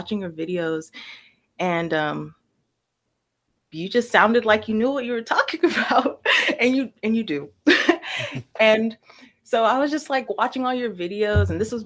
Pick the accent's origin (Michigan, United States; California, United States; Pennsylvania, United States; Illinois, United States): California, United States; Sacramento; also born or lived in Brooklyn, New York / San Francisco; the area that I grew up in Sacramento is pretty